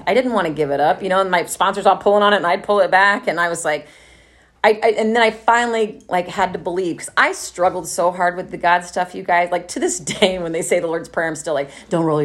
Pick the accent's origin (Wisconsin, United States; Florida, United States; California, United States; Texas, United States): Texas, United States; Dallas; moved away as an adult; also born or lived in Los Angeles, United States / Oakland, United States; now in Austin, United States; where I grew up in Plano and Dallas